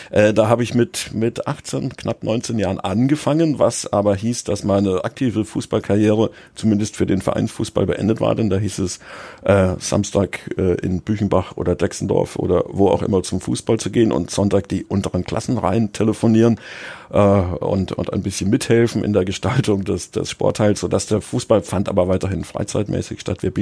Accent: Munich, Bavaria, Germany; Also ich bin in, in München aufgewachsen, habe beim TSV Sollen gespielt

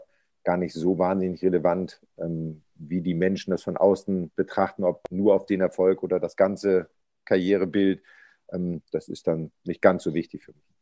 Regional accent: Pinneberg, Schleswig-Holstein, Germany; born there; Ich bin in Pinneberg geboren, bin ja aber nur im Krankenhaus geboren und habe dann in einem Zaun gelebt.

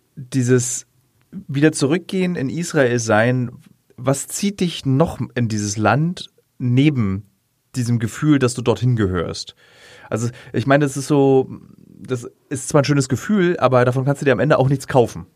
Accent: Berlin, Germany; ich bin Berliner, gebürtiger Berliner

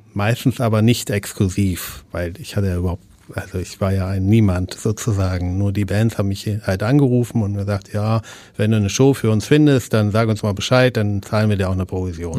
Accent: East Frisia, Lower Saxony, Germany; now in Hamburg, Germany; ich komme aus Ostfriesland

